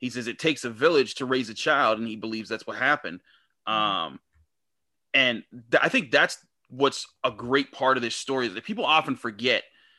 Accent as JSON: {"language": "English", "town": "Pittsburgh", "region": "Pennsylvania", "country": "United States", "tie": "born or raised there", "said": "I grew up in Homewood. So like I saw it here in Pittsburgh"}